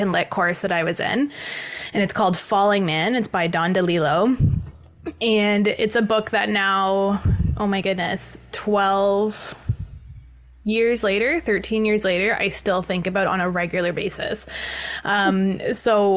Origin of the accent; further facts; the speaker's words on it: Toronto, Ontario, Canada; I grew up in Toronto